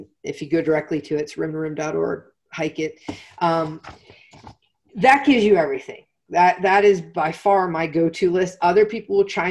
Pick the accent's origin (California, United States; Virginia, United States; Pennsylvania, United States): Pennsylvania, United States; I'm from Pennsylvania, so there's a pretzel company called Unique Pretzels